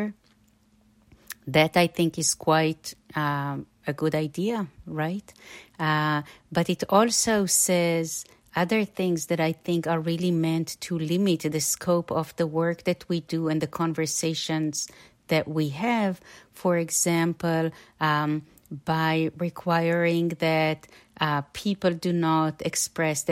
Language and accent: English; Israel; now in United States; I'm an immigrant from Israel and the product of the public schools over there.